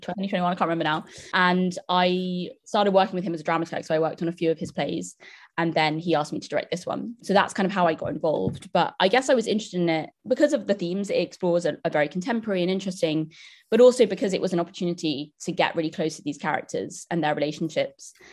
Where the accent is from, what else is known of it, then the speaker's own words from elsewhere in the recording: London, United Kingdom; I grew up in London